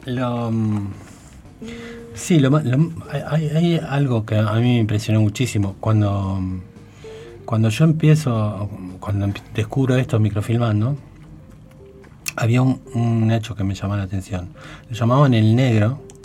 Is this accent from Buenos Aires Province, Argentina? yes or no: yes; Baradero, Buenos Aires Province, Argentina; moved away; era mi pueblo